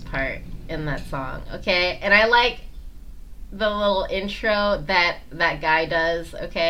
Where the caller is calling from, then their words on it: Tampa, Florida, United States; moved away; I'm calling from Tampa